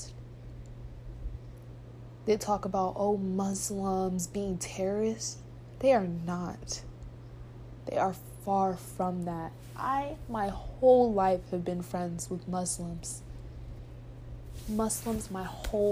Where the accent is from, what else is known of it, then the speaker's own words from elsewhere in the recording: United States; I'm American